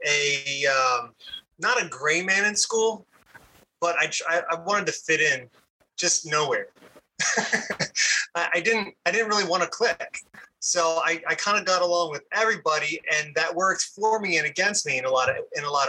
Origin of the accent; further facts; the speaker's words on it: Blue Bell, Pennsylvania, United States; first language English; also born or lived in Norristown, Pennsylvania; I started off at Bluebell Elementary. So Bluebell Elementary. Yeah, that was my first one. I think it was second grade, second grade at Bluebell Elementary